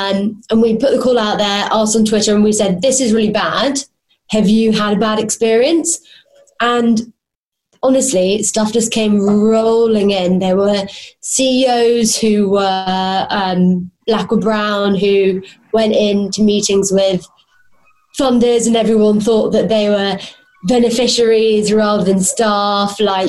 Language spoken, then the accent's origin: English; Hounslow, London, United Kingdom; I sound pretty posh, but I'm actually from Hounslow. If you've ever been there, you know it is not very nice.